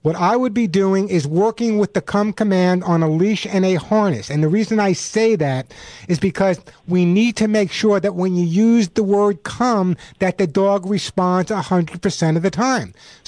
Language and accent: English; New York, United States; now in California, United States; I'm originally from New York. I live in California now, but obviously I have no New York Bronx accent.